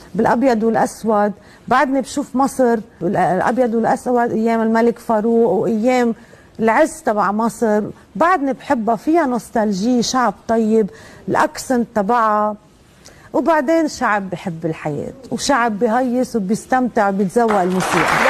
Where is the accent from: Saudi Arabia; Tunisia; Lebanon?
Lebanon; هون بحس أنا لبنانية هوية مصري بمصر بحس أنا مصرية بهوى لبناني